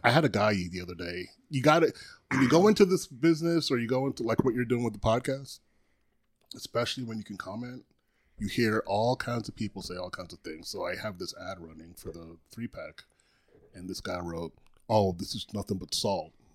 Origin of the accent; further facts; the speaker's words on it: U.S. Virgin Islands; also born or lived in Trinidad; now in Tampa, United States; born in Trinidad, grew up in Saint Croix